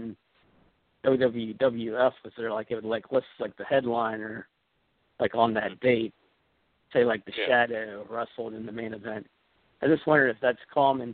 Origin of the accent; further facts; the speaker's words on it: Cumberland, Maryland, United States; from Cumberland, Maryland